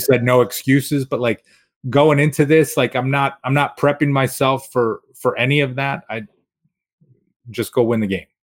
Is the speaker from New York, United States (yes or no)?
yes; Rochester, New York, United States; now in Albany, United States; as a kid growing up in Rochester, not far from Lake Ontario